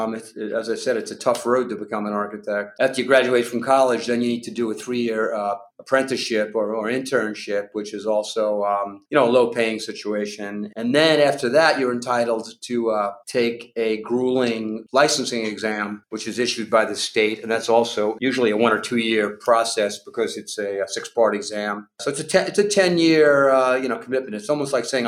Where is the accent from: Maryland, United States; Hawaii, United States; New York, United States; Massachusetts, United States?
New York, United States; Long Island; I was growing up on Long Island in my neighborhood